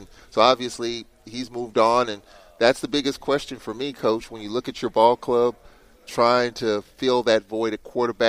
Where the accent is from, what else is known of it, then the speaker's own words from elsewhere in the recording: St. Louis, Missouri, United States; I'm a St. Louisan myself. I'm from St. Louis